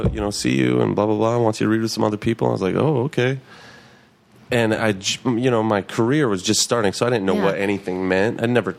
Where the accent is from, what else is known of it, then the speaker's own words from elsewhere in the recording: Fargo, North Dakota, United States; moved away; I'm from Fargo, North Dakota.